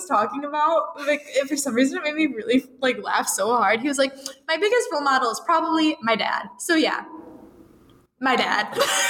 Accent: Michigan, United States; I'm from Michigan, so I didn't grow up watching a lot of NFL just because, like, I mean, what am I going to do? I live 45 minutes from Detroit.

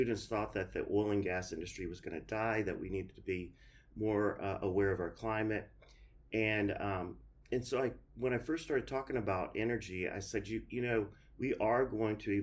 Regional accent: Duncanville, Texas, United States; also born or lived in Dallas, Texas / Calgary, Alberta / College Station, Texas; our family moved to what we, what was called Duncanville, Texas. So it's south of Dallas.

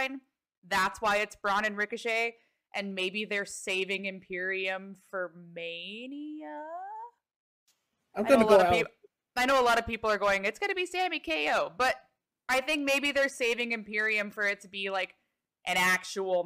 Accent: Canada; I am Canadian

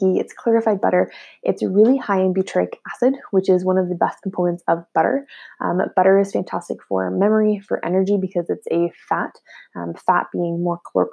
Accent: Ottawa, Ontario, Canada; I'm personally from Ottawa

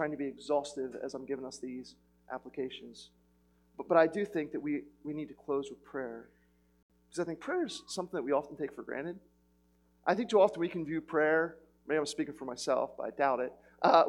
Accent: United States; I'm too American

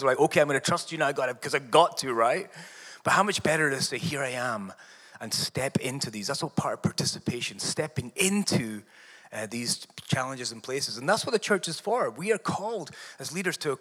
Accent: Scotland, United Kingdom; moved away; I'm also an immigrant. She's from Canada, and I'm from Scotland.

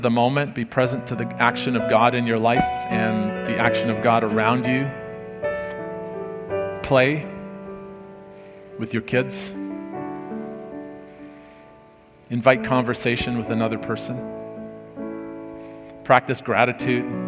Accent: South Africa; moved away; I grew up in South Africa, and at noon on Saturday, everything shut down

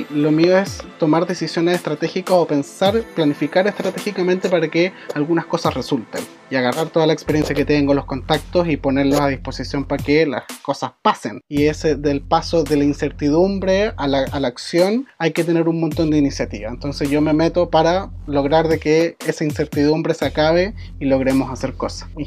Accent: San Fernando, O'Higgins, Chile; also born or lived in Valparaíso; nací y me crié acá en San Fernando, que San Fernando es una ciudad pequeñita porque también tiene súper poco desarrollo social.

